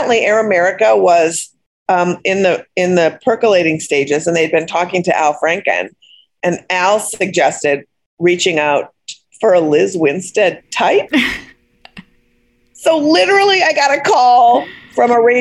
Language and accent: English; Minneapolis, Minnesota, United States; I grew up in Minneapolis